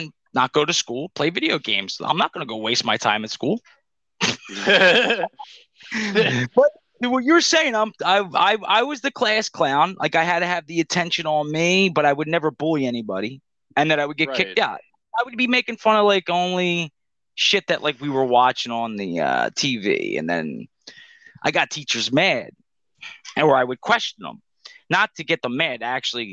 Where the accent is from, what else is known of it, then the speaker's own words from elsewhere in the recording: Philadelphia, Pennsylvania, United States; I grew up in Philly